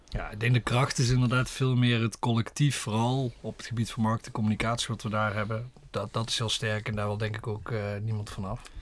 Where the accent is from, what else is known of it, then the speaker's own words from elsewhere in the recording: a village near Horst, North Limburg, Netherlands; kom oorspronkelijk uit Zwolle bij Horst in de buurt